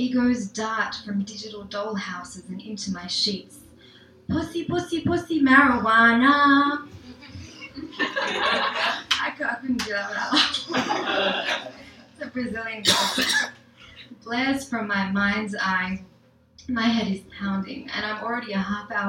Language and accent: English; Australia; now in New York, United States; the first generation experience as an Indian Australian.